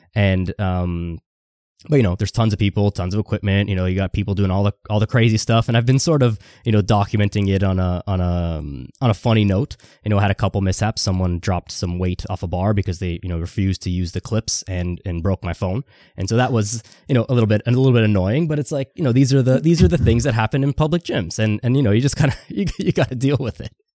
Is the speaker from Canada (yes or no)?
yes; Toronto, Ontario, Canada; I'm from Toronto